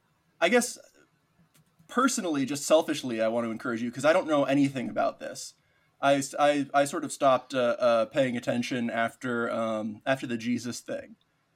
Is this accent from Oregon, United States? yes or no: yes; Oregon, United States; I'm from Oregon, has some of the like some really strange town names.